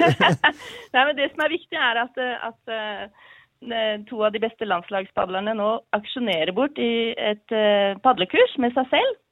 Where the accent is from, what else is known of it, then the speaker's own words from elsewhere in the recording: Skien, Telemark, Norway; also born or lived in Oslo area; now in Snarøya, Norway; Så jeg vet ikke om jeg er fra Skien lenger, men man er vel alltid derfra